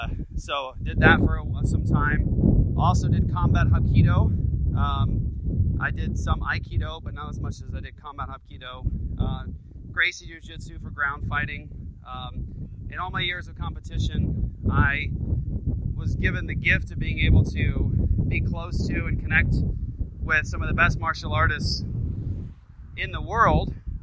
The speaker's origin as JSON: {"language": "English", "country": "Japan", "tie": "born or raised there", "said": "the karate system that I did growing up in Japan, my dad was military"}